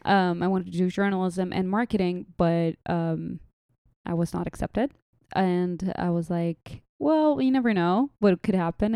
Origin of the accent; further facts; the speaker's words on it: Saudi Arabia; accent: mixture of Saudi, Lebanese, Jordanian, Palestinian; moved away as an adult; also born or lived in Jordan; now in Dallas, United States; I am, uh, originally a Palestinian Jordanian, and I was raised in Saudi my whole lifetime